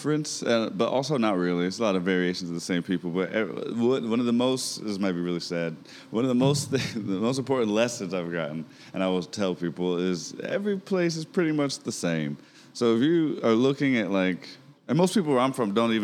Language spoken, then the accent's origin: English; Wilmington, North Carolina, United States; moved away; also born or lived in Denver / Seattle / Texas; I'm from Wilmington, North Carolina. Southern area, bounced around a lot